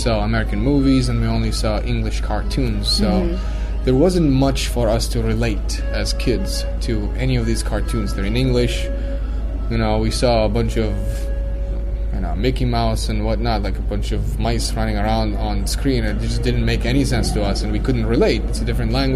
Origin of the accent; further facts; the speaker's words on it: Saudi Arabia; moved away as an adult; as a young man growing up in Saudi